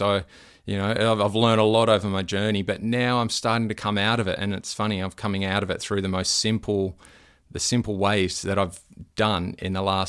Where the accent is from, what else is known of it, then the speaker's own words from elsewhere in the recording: Terry Hills, New South Wales, Australia; now in Noosa, Australia; I was born in around Terry Hills, grew up there, and then I got into surf lifesaving down at Freshwater Beach pretty much, and then once I started to rent, moved down to Freshwater Beach and around that area